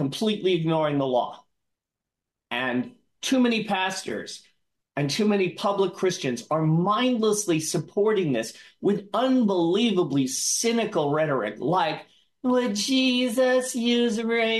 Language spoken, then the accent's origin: English; New York, United States; also born or lived in Balkans; Yorker that I am